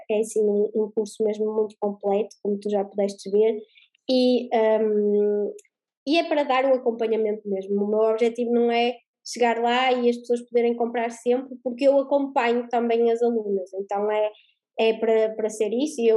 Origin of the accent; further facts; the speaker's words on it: Portugal; Eu sou da Terrinha, não é? Então aqui eh, tinha sempre pessoas que queriam o presencial, não é?